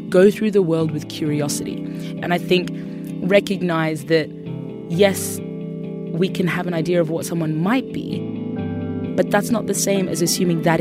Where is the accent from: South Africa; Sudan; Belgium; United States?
Sudan; born there; also because I was born in Sudan, and Sudan was one of the countries that was put on the Muslim ban list.